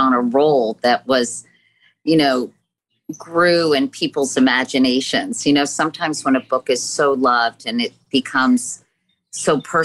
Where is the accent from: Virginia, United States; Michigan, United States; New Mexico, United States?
Virginia, United States; I'm from Virginia and I've spent a lot of time in the South in the summer